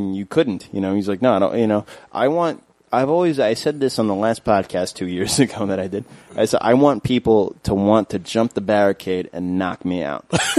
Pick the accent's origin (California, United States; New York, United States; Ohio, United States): New York, United States; New York City; also born or lived in Maspeth, Queens; I moved to Maspeth when I was like 14, I grew up in Flushing